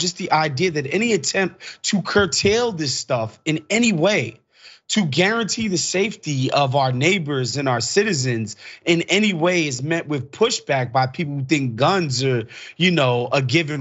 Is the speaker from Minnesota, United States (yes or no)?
no; New York, United States; my hometown, New York